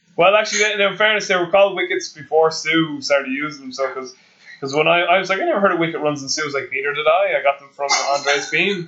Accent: Ireland; being an Irish person

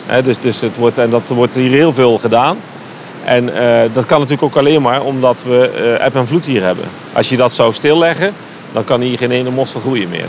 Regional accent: Netherlands; wij als Nederlander

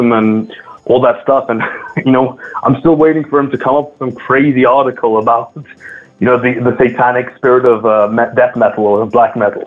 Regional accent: London, United Kingdom; first language English; also born or lived in Scotland; now in France; despite me being in France, English is my mother tongue. I grew up in the UK, in London especially, and for a time in Scotland as well.

